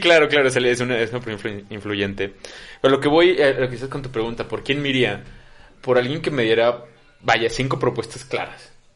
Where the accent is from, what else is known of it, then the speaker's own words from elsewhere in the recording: Comitán, Chiapas, Mexico; mi familia es de Comitán de muchos, muchos años